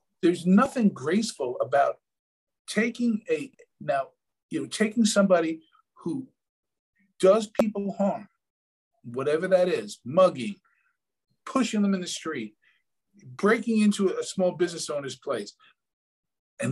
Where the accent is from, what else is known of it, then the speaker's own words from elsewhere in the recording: New York City, New York, United States; moved away; born and raised in New York City